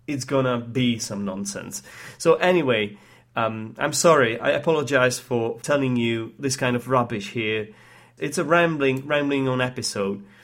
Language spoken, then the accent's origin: English; Prague, Czechia; English is a second language; moved away as an adult; I grew up in Prague, uh, the capital of the Czech Republic.